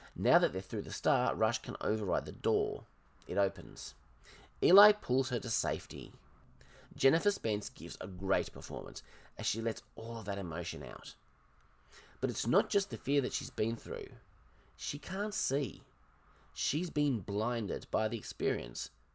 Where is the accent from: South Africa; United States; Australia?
Australia; I'm Australian